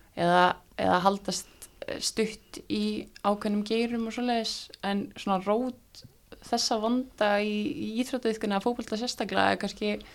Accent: Iceland; við hafandi alls upp á Íslandi og spila fókbalta hér

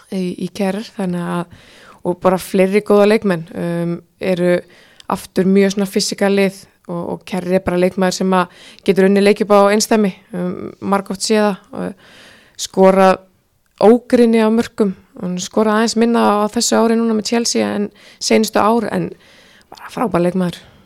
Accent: Iceland; við Íslendingar

